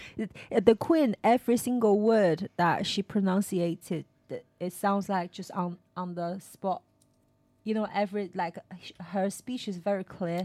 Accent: Stratford-upon-Avon, West Midlands, United Kingdom; I was from Stratford upon Avon, right? I think everybody speak quite nicely there.

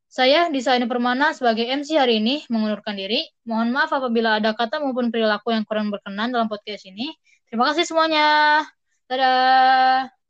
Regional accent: Bogor, West Java, Indonesia; untuk aku pribadi ya, aku kan dari Bogor.

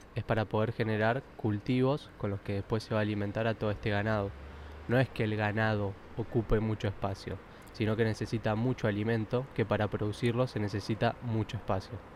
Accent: Argentina; Yo soy argentino, padres argentinos, ya. bisabuelos españoles

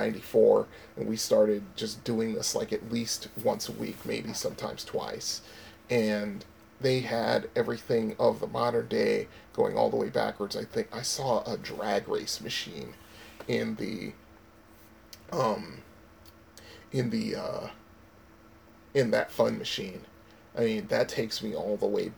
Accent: Connecticut, United States; moved away; also born or lived in Florida; I left my home state of Connecticut

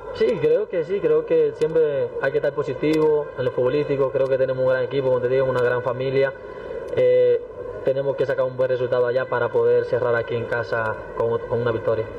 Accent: Dominican Republic; now in Bolivia; Somos los primeros dominicanos en jugar una Libertadores

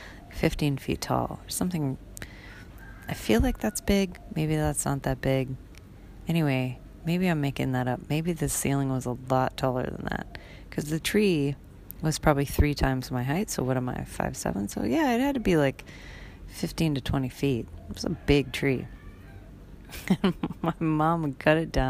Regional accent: Wisconsin, United States; moved away as an adult; now in Bali, Indonesia; growing up in Wisconsin, where we had lots and lots and lots of snow

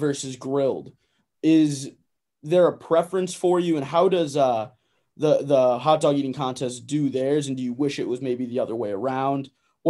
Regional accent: Connecticut, United States; I'm from Connecticut, I think.

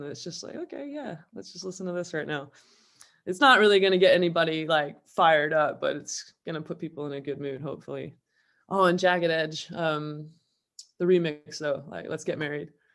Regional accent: Southern California, United States; now in Manchester, United Kingdom; I grew up in an English household in Southern California

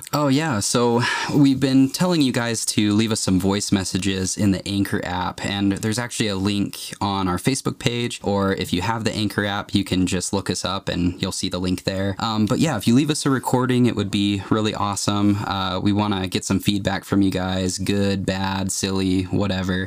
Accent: Provo, Utah, United States; I was born right here in Provo, Utah

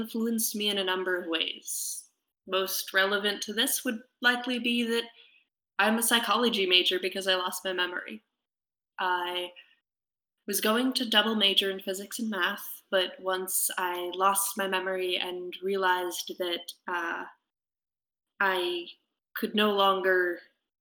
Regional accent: Massachusetts, United States; I'm originally from Massachusetts

